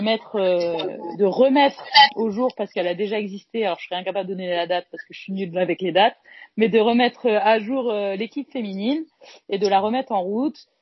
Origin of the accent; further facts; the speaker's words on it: Caen, Normandy, France; je suis de Caen